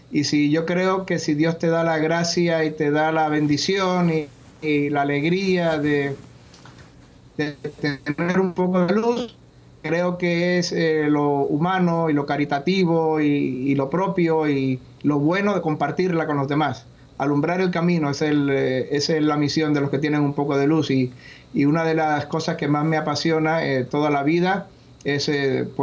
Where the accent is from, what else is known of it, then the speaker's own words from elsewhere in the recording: Miami, Florida, United States; aquí en, Miami. He vuelto a mis raíces, he vuelto aquí con mi familia, aquí al sur de la Florida.